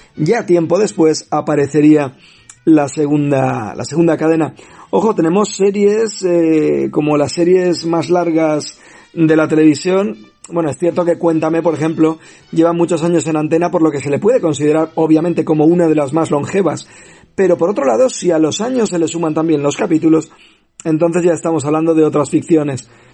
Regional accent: Spain; nuestro país

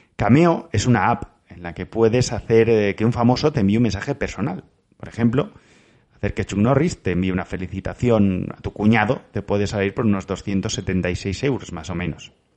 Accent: Valencian Community, Spain; como valenciano

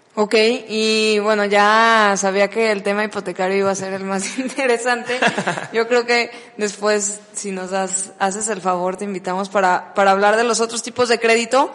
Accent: Mexico; como buena persona mexicana

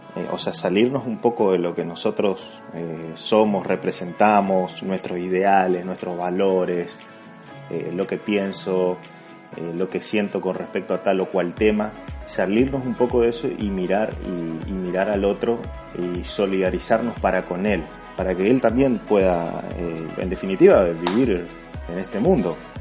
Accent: Argentina; En Argentina, en mi país

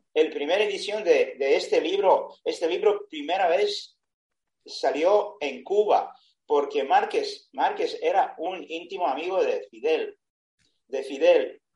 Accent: Serbia; Spanish is a second language; yo soy de Serbia, tengo 70 años

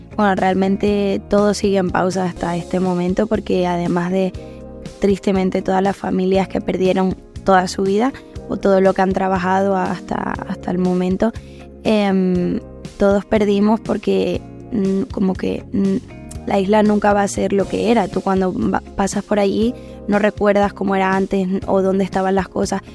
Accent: La Palma, Canary Islands, Spain; now in Madrid, Spain; pude cantarla allí en La Palma y, y bueno, con, mucha emoción. Y, nada, la verdad que fue muy cerquita de mi pueblo, de donde yo he, crecido

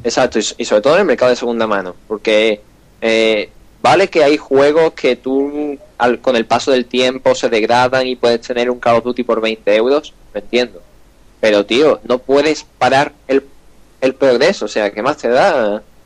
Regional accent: Andalusia, Spain; accent: Andalusian; estoy intentando quitar mi acento andaluz

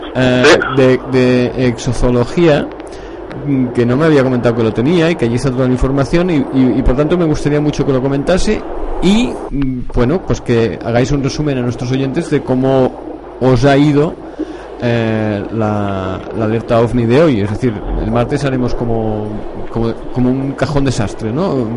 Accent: Barcelona, Catalonia, Spain; yo soy de Barcelona

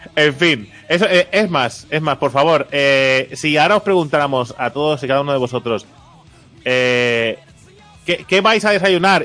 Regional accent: Catalonia, Spain; soy catalán

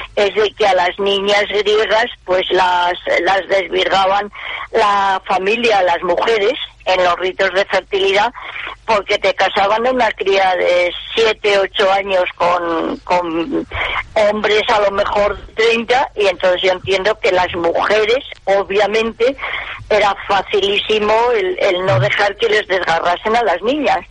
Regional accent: Gijón, Asturias, Spain; accent: half Asturian; moved away; estudié el, bachiller en Gijón, todos mis, el, mis títulos de bachiller pues son del Instituto Jovellanos, de la Universidad de Oviedo, así que soy medio, medio gijonesa

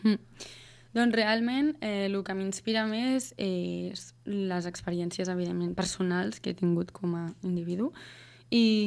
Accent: Sant Quirze del Vallès, Catalonia, Spain; moved away as an adult; also born or lived in Netherlands / Berlin / Australia; visc a Sant Quirze del Vallès, Fa dos anys vaig tornar, després d'haver estat vivint fora cinc anys.

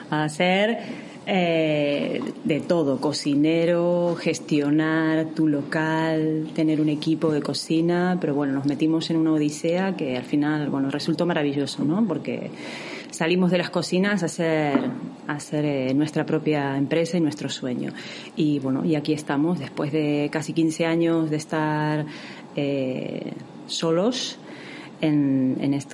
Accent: Argentina; now in San Sebastián, Spain; Sí, sí, eso es. Muy bien, lo dijiste uruguayo, ¿eh? Que son ahí hermanos. Eh, somos argentinos.

